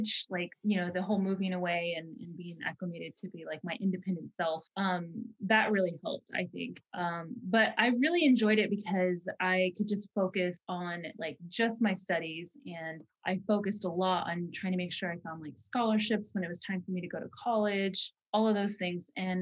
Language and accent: English; Norman, Oklahoma, United States; moved away as an adult; also born or lived in Arizona / California; growing up in Norman, it was a little isolating